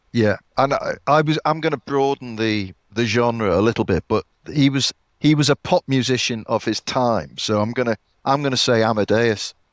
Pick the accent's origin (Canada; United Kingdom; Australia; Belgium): United Kingdom; Liverpool, North West England; when I was growing up in Liverpool